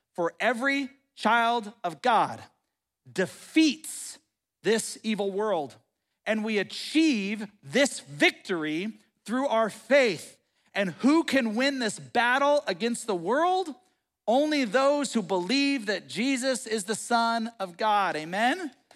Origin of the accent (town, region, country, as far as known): United States